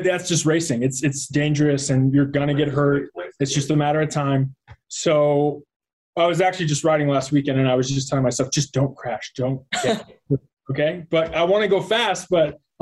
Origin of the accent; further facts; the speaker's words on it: Arizona, United States; also born or lived in Columbia, Maryland / Chicago; was in Chicago until third grade, and then we moved to Arizona, and was there pretty much most of my life